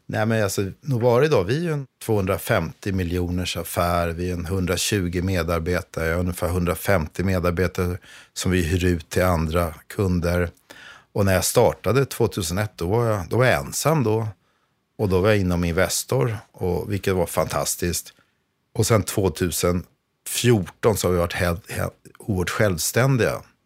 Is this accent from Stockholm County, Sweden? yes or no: yes; Vaxholm, Stockholm County, Sweden; Jag är uppvuxen i Vaxholm.